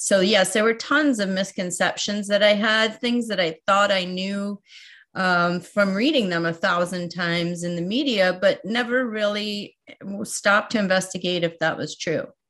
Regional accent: outside of New York City, United States; also born or lived in San Francisco / Berkeley; now in Iowa, United States; I grew up outside of New York City

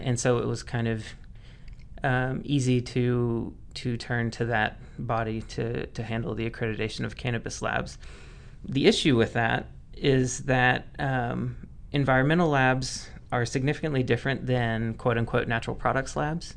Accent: Mississippi, United States; moved away as an adult; now in Oregon, United States; I'm originally from Mississippi

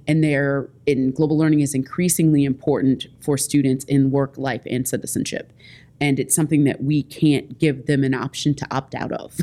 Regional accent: Indianapolis, Indiana, United States; I'm from Indianapolis, Indiana

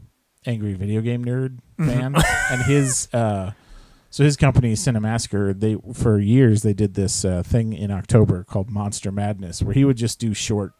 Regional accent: Florida, United States; moved away; when I grew up, part of my childhood, I grew up in Florida.

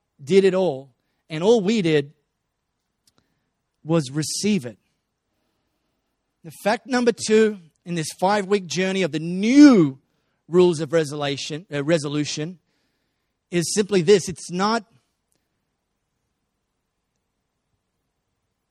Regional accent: Australia; first language English; I just learned to speak English growing up in Australia.

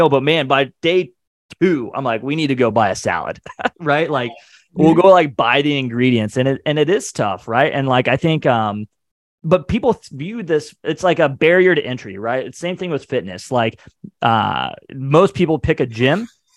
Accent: Ohio, United States; moved away as an adult; now in Atlanta, United States; I grew up in Ohio

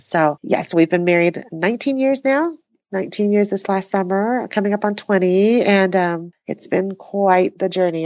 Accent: New Mexico, United States; also born or lived in Taiwan; I was born in Taiwan and moved to the U S when I was three. And as an immigrant family, we learned English and, uh, found our way to New Mexico

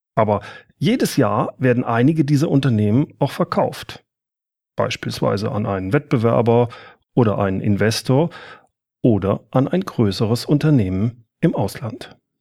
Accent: Rhineland, Germany; Ich bin ja aus dem Rheinland

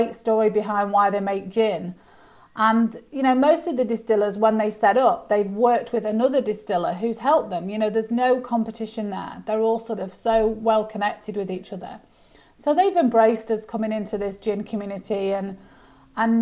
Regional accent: United Kingdom; moved away as an adult; now in Australia; as you can hear by my accent, I'm from the UK originally

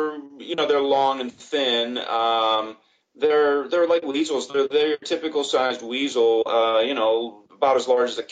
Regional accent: Florida, United States; now in Shanghai, China; And like the other day, I was looking at my hometown down in Florida, and the AQI was 25.

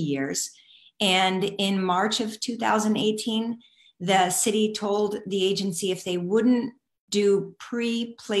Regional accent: Michigan, United States; I'm from Michigan as well

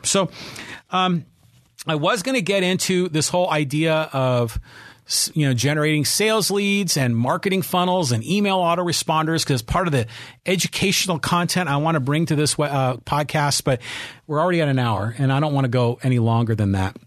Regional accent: Bay Area, California, United States; also born or lived in San Francisco; now in Poway, United States; I grew up in the Bay Area. I was born in San Francisco

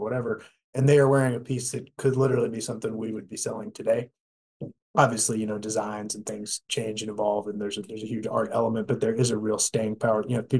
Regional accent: Dallas, Texas, United States; I also grew up here in Dallas, went to ESD, Dallas Episcopal, and then to Vanderbilt. And then came back to Dallas

